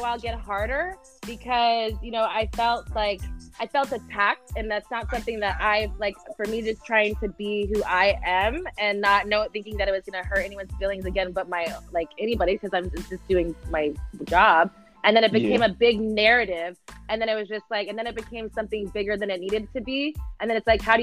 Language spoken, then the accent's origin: English; Texas, United States; I'm from Texas